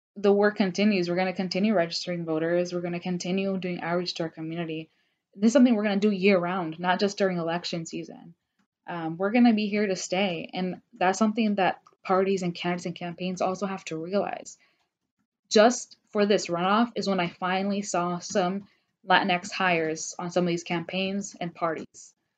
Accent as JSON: {"language": "English", "region": "Georgia", "country": "United States", "tie": "born or raised there", "said": "I was raised in Georgia. I've been here all my life"}